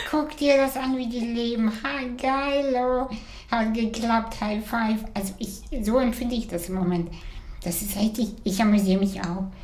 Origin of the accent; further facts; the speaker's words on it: Kazakhstan; Ich komme aus Kasachstan. Ich habe meine erste Orange erst mit äh, sechs